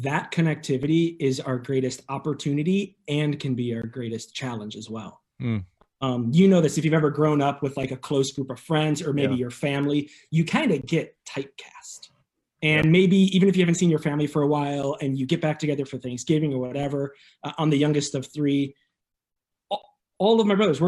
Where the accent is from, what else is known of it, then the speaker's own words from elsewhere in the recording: Arlington Heights, Illinois, United States; also born or lived in the 10; I'm from Arlington Heights originally